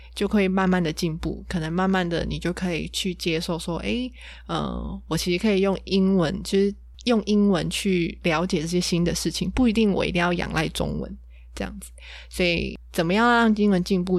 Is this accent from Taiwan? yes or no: yes; Taiwan; 我就是一个土生土长的台湾人嘛，就是从小就在台湾学英文